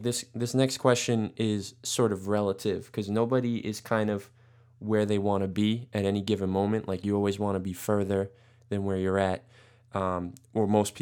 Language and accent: English; New York City, New York, United States; also born or lived in Brooklyn; I was only born in Brooklyn, like in the hospital, but I've always lived in Staten Island, so I'm from New York